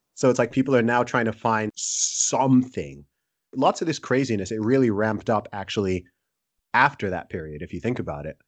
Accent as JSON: {"language": "English", "country": "Nigeria", "said": "I'm Nigerian."}